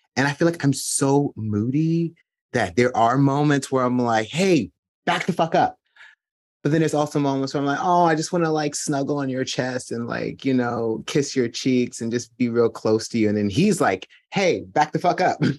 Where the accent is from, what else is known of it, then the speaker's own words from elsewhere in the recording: New Jersey, United States; I'm from New Jersey